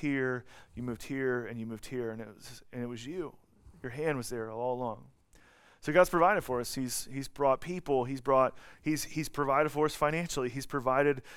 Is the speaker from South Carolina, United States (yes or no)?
no; Atlanta, Georgia, United States; moved away as an adult; also born or lived in Colorado; now in Kansas City, United States; I'm from Atlanta, and then I lived in Colorado for a little bit, and then I worked at Grace in Kansas City for a little bit